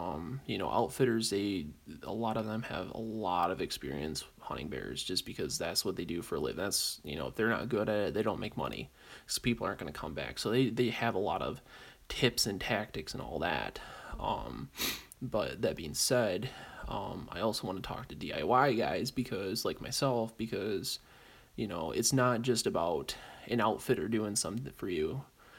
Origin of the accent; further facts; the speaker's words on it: Great Lakes, United States; So, being as I'm from the Great Lakes, probably lean a little more towards that due to geographical reasons.